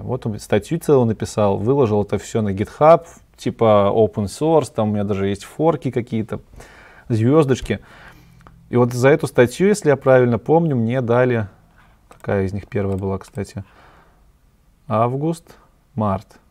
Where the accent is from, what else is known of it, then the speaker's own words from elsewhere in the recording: Belarus; я белорус, и я обычно говорю Беларусь